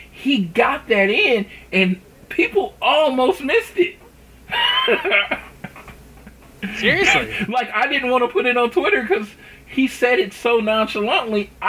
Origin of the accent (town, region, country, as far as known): Oklahoma, United States; born or raised there